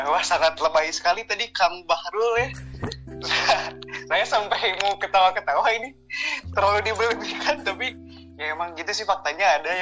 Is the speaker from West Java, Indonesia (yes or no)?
yes; Cimahi, West Java, Indonesia; SD tuh SD Bandung Barat nih Ngamprah ada SD-nya SD swasta Islam Terpadu Keterinsani Insani kalau tahu mah orang Bandung ya